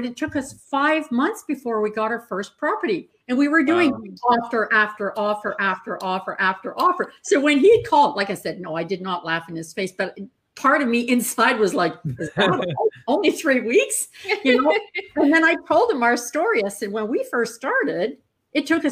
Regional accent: Northern Ontario, Canada; I grew up in Northern Ontario

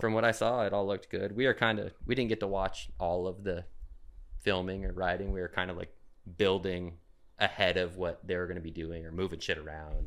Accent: Phoenix, Arizona, United States; moved away as an adult; now in Portland, United States; I live in Portland now, but I'm from Phoenix.

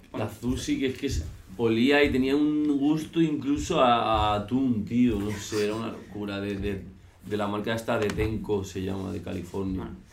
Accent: Valencia, Valencian Community, Spain; now in Madrid, Spain; soy de Valencia

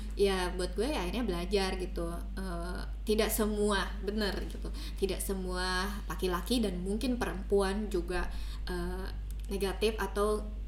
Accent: Indonesia; aku orang Sunda jadi sering bilang teh

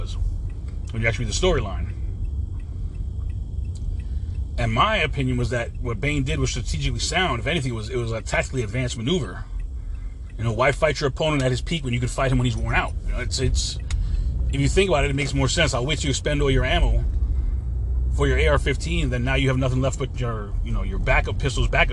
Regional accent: United States; also born or lived in Florida; I'm an American made American

